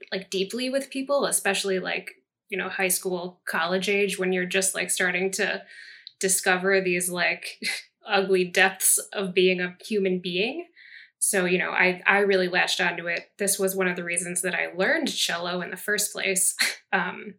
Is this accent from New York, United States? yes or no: no; Chicago, Illinois, United States; I'm from Chicago, that's in the Midwest